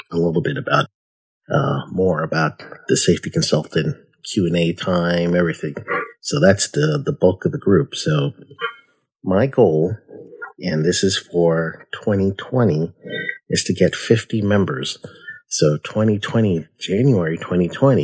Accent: United States; also born or lived in Guyana; I was born in America, youngest of five

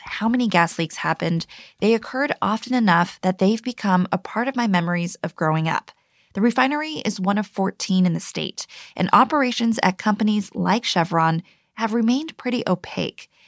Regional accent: San Pablo, California, United States; I grew up in San Pablo, a small city that's mostly surrounded by the better known Richmond.

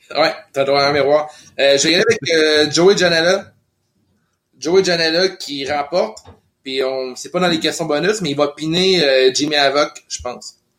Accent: Lévis, Quebec, Canada; also born or lived in Montreal (Rosemont); now in Montreal, Canada; je suis né à Québec, Lévy

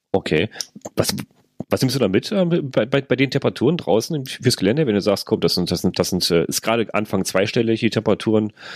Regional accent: North Rhine-Westphalia, Germany; bei uns in NRW

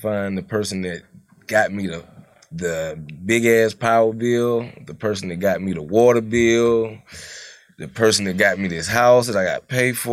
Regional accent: Atlanta, Georgia, United States; also born or lived in Cleveland Avenue (Zone 3), Atlanta / Decatur, Georgia; being straight from Atlanta

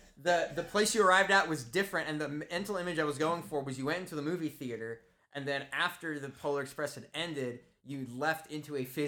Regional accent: New Jersey, United States; I'm kind of curious, since I grew up in New Jersey, where this guy's a district.

